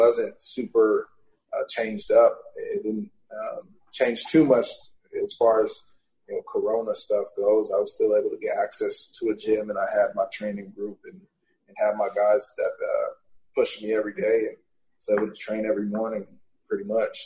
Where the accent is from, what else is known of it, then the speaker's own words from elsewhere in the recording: Portland, Oregon, United States; went back to Portland